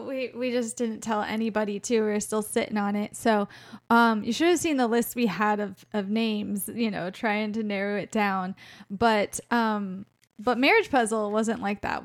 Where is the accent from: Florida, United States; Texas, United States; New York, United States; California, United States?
Florida, United States; moved away as an adult; also born or lived in Colorado; We used to live in Colorado, um, we're from Florida originally, and we're back there now, but we lived in Colorado for twelve years.